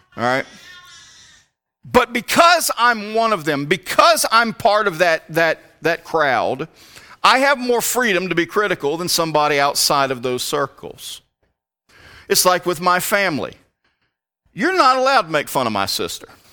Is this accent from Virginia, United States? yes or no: yes; Richmond, Virginia, United States; moved away as an adult; also born or lived in Alabama; now in Appalachia, United States; I'm from the Richmond area.